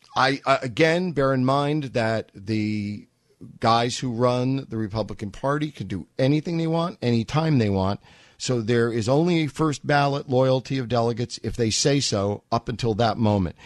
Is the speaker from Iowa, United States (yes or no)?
no; New York, United States; I grew up in New York